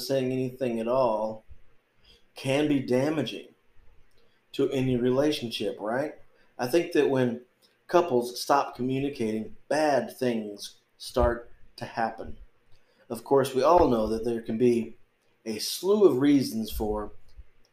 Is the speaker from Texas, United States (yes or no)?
yes; North Texas, United States; moved away as an adult; also born or lived in Oregon; It's a little bit hot here in North Texas.